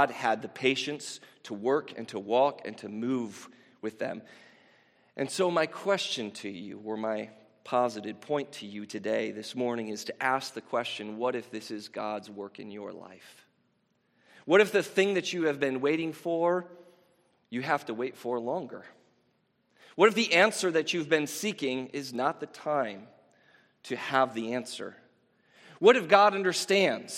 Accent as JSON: {"language": "English", "country": "United States", "tie": "born or raised there", "said": "I grew up here in America."}